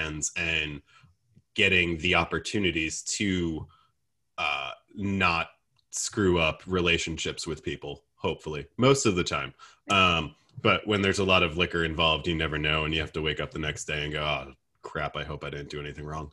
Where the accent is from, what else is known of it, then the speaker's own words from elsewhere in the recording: New Jersey, United States; moved away as an adult; also born or lived in North Carolina / New York; now in Greenville, United States; I grew up in Jersey, and I left for college